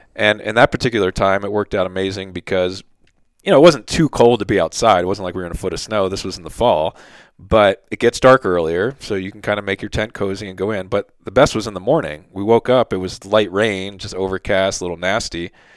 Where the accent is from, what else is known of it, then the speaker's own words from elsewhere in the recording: Philadelphia, Pennsylvania, United States; moved away; also born or lived in South Jersey; I grew up in Philly, South Jersey area